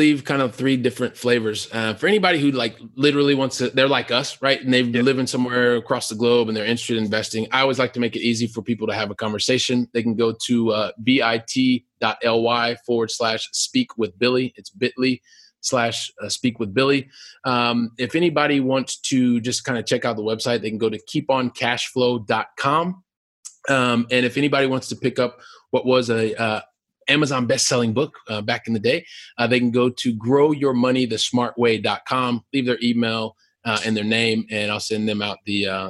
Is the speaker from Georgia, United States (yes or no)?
no; Columbus, Ohio, United States; And so I'm from Columbus, Ohio, right? Super continental, like really, really hot, really, really cold, snowy and all that stuff.